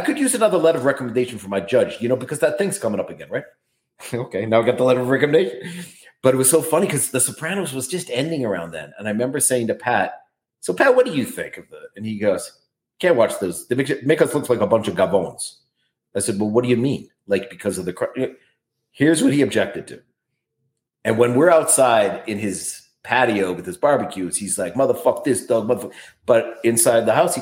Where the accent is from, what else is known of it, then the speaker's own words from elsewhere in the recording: Calgary, Alberta, Canada; now in New York, United States; I was born here